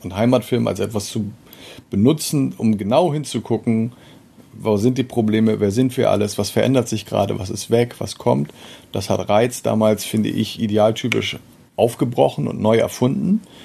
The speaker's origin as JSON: {"language": "German", "town": "Meldorf", "region": "Schleswig-Holstein", "country": "Germany", "tie": "born or raised there", "also_born_or_lived": "Eckstedt", "said": "in meiner Zeit äh, als Jugendlicher in Meldorf"}